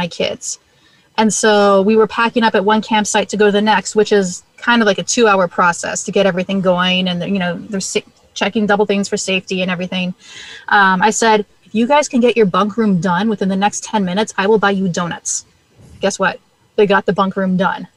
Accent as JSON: {"language": "English", "region": "Minnesota", "country": "United States", "tie": "born or raised there", "said": "I am born and bred and raised in Minnesota. So we live just outside St. Paul, Minnesota"}